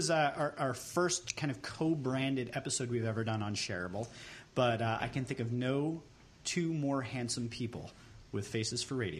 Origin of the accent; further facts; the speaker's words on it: Port Washington, New York, United States; also born or lived in South Shore of Long Island; as a child, I grew up on the South Shore of Long Island, which is a real blue-collar kind of area, and I spent the first 12 years of my life there, moved to a more North Shore, ritzy, white kind of suburb called Port Washington